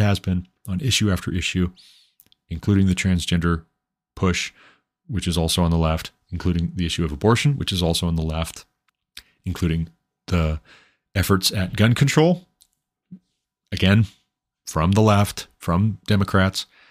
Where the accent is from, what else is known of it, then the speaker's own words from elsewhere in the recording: Montana, United States; I moved back to my home state of Montana